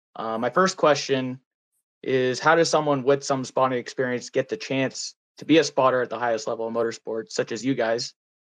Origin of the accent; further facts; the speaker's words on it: Toronto, Ontario, Canada; Hey, so I'm from Toronto, Ontario. I've been spotting here in Canada since about 2018.